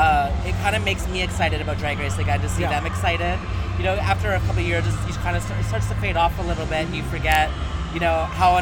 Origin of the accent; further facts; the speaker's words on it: Vancouver, British Columbia, Canada; I'm from Vancouver though, so the climate here is very similar.